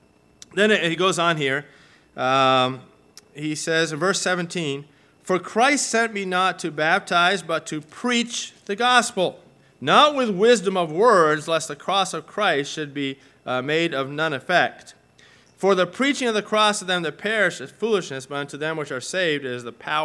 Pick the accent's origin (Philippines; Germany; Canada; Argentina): Argentina; And, I mean, I grew up in Argentina, right? And so, you know, my team won the trophy.